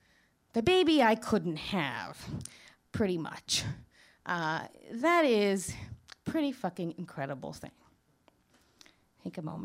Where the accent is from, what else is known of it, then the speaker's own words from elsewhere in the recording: New York City, New York, United States; now in Manhattan, United States; I'm from Queens